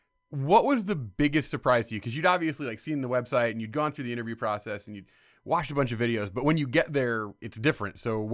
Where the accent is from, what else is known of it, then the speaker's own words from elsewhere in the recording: Indiana, United States; moved away; I'm from Indiana.